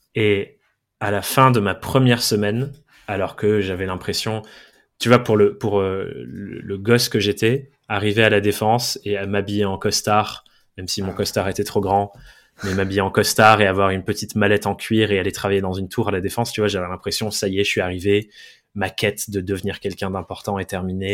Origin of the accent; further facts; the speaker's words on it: Dordogne, Nouvelle-Aquitaine, France; moved away; J'ai grandi, je suis anglais, j'ai grandi en Dordogne, de euh, deux parents anglais aussi